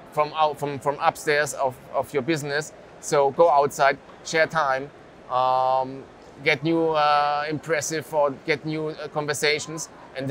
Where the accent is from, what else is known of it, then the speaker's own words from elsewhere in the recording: Germany; English is a second language; we are from Germany